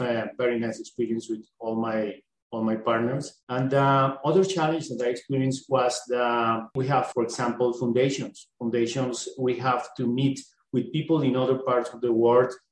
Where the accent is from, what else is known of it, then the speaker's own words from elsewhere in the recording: Colombia; I'm from South America, Colombia